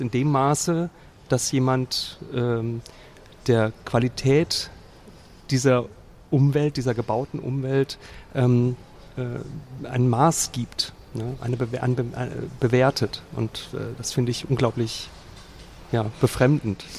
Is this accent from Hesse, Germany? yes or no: yes; Central Hesse, Germany; Wir sind beide Mittelhessen